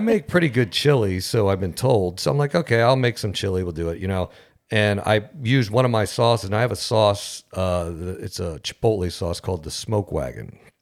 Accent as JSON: {"language": "English", "town": "St. Cloud", "country": "United States", "said": "we're from St. Cloud"}